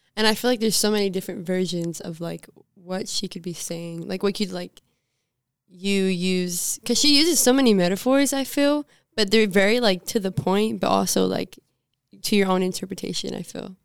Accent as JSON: {"language": "English", "region": "Southern", "country": "United States", "accent": "Southern twang", "said": "my little Southern twang"}